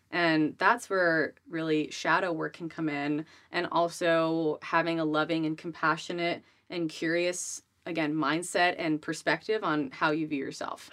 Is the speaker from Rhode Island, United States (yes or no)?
yes; Rhode Island, United States; I grew up in Rhode Island